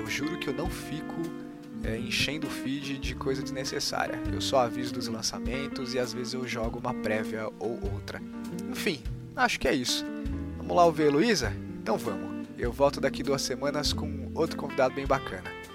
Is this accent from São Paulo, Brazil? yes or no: yes; Mauá, São Paulo, Brazil; Eu sou de Mauá